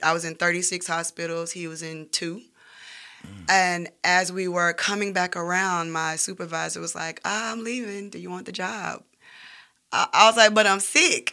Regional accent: Birmingham, Alabama, United States; moved away as an adult; also born or lived in Graysville, Alabama / Roebuck, Alabama / Center Point, Alabama; now in Atlanta, United States; I'm born and raised here

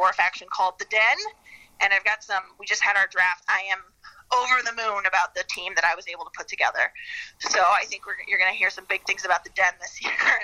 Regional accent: Midwest, United States; now in Chicago, United States; growing up in the Midwest

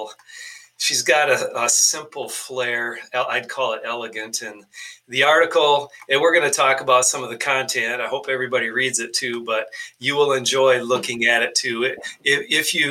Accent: Minnesota, United States; I'm Minnesotan. I say Perrier.

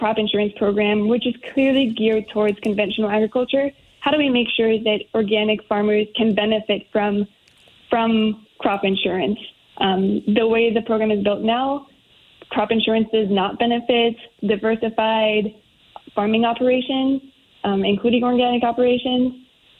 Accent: Iowa, United States; I'm from Iowa

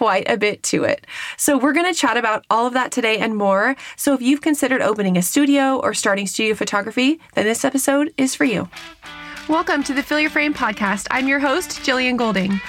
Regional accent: Northern California, United States; I grew up in California, Northern California and this area.

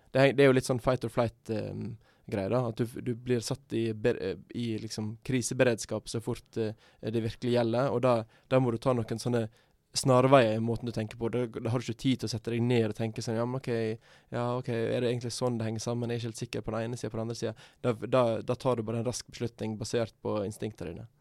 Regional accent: Sogn og Fjordane, Vestland, Norway; moved away; i Sogn og Fjordane, f.eks., der jeg er fra

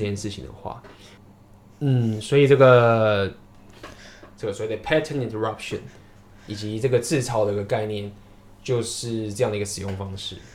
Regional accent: Taiwan; 我是台湾

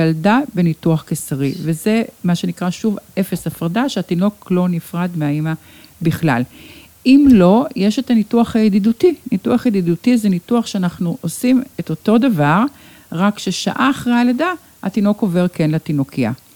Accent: Ramat Gan, Tel Aviv District, Israel; כאן נולדתי, כאן נולדו לי ילדיי

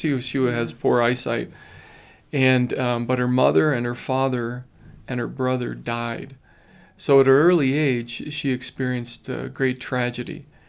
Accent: Diocese of Phoenix, Arizona, United States; moved away as an adult; also born or lived in Navajo Nation; Well, you know, I was born on the reservation. I was born on the Navajo reservation, and I grew up in the Diocese of Phoenix.

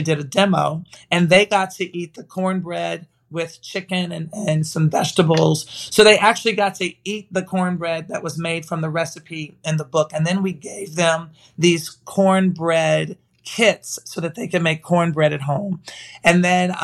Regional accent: Nashville, Tennessee, United States; I'm from Nashville

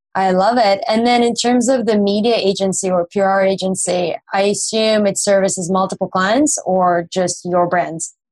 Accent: Russia; I'm from Russia

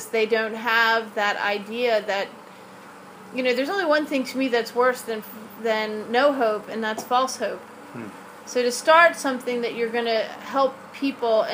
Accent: Baltimore, Maryland, United States; moved away as an adult; also born or lived in Kenya; I grew up here in Baltimore. This is my hometown.

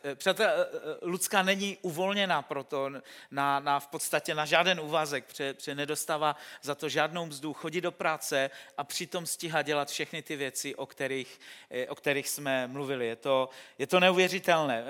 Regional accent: Czechia; v naší zemi

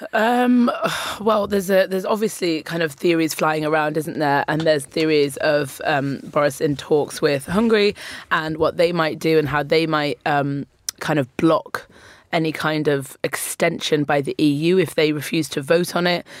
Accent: Newcastle upon Tyne, North East England, United Kingdom; now in London, United Kingdom; I grew up in Newcastle, which is the other end of the country

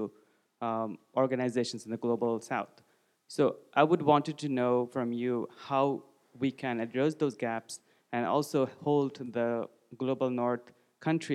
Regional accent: Bangladesh; moved away as an adult; I come from Bangladesh, one of the countries that was probably highlighted in 2016 for getting two gay activists killed.

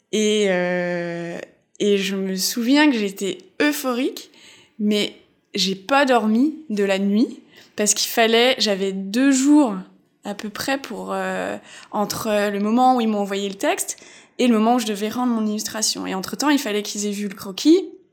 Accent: Alsace, Grand Est, France; moved away as an adult; also born or lived in Épinal / Metz; now in Montreal, Canada; je viens d'Alsace

